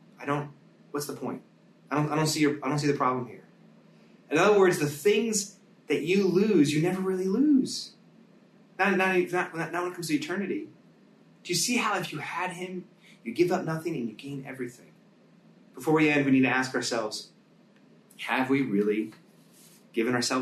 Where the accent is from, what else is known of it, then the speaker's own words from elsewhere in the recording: United States; as American Christians